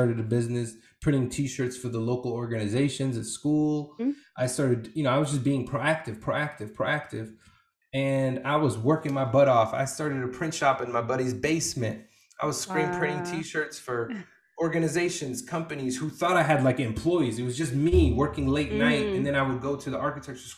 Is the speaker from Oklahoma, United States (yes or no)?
no; Portland, Oregon, United States; also born or lived in refugee camp; growing up in Portland in the Northwest